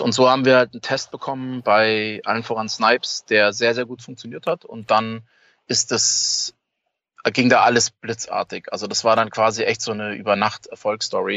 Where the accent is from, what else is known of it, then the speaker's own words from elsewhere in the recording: Munich, Bavaria, Germany; als Münchner äh, Junge